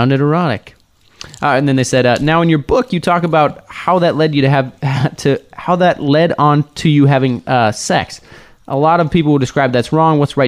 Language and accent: English; Newell, South Dakota, United States; the town that I grew up in was a really small farming town, and on the way into town, there was a sign that said, "It's called Newell." It said, "Welcome to Newell, the nation's sheep capital."